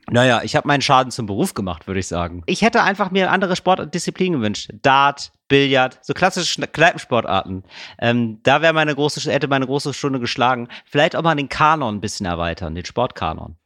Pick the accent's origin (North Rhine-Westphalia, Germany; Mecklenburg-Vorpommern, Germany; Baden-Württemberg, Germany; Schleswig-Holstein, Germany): North Rhine-Westphalia, Germany; Geldern; ich bin aufgewachsen in Geldern, nahe der holländischen Grenze